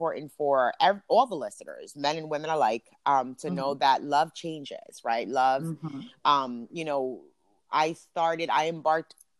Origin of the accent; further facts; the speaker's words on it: Hudson, New Jersey, United States; also born or lived in Paterson, New Jersey; Born in Paterson, raised in Hudson